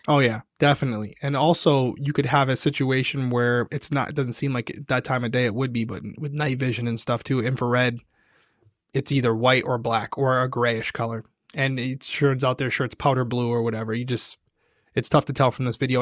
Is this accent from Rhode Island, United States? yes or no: yes; Rhode Island, United States; accent: Rhode Island; my Rhode Island accent